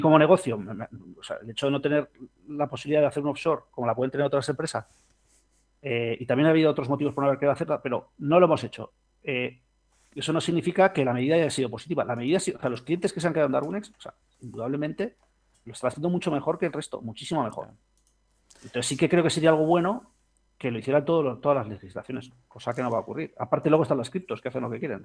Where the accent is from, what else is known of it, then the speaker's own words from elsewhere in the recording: Spain; somos fundadores españoles